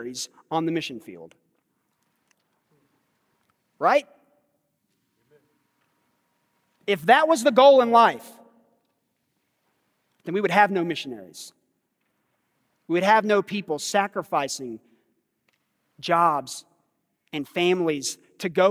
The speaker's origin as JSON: {"language": "English", "country": "United States", "tie": "born or raised there", "said": "growing up in America"}